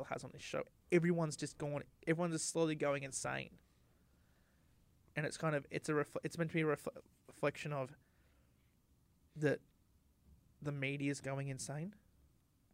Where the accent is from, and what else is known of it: Australia